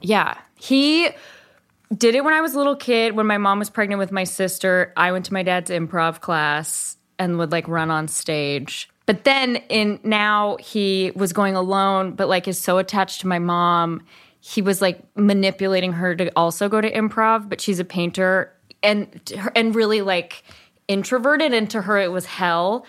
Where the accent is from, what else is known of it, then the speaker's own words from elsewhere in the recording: Berkeley, California, United States; also born or lived in East Bay; I grew up in Berkeley and then my parents moved